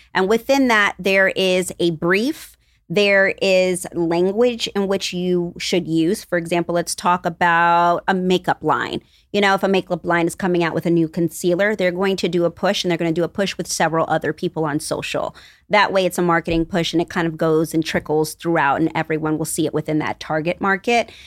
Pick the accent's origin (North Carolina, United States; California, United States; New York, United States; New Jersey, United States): New York, United States; we are both New Yorkers, but we grew up on two different parts of New York